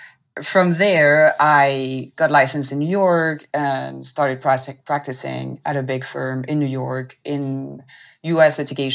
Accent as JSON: {"language": "English", "country": "France", "tie": "born or raised there", "also_born_or_lived": "Tokyo, Japan / Lebanon", "said": "In short, I was raised partially in France, in Tokyo, Japan, and Lebanon in the Middle East, and went back to France for law school."}